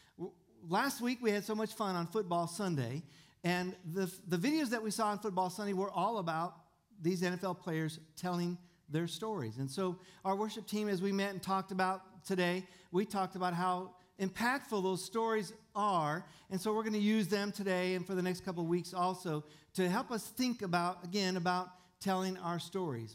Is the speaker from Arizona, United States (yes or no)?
yes; Tucson, Arizona, United States; I was born in Tucson and I was raised in the desert